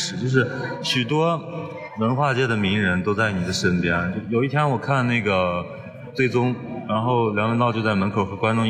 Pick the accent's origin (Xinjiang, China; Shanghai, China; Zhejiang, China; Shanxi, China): Shanxi, China; 我是山西人嘛，